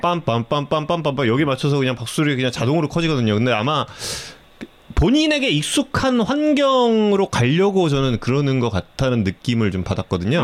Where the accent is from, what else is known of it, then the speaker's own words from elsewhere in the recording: Seoul, South Korea; 한양대학교 부속병원에서 태어났죠.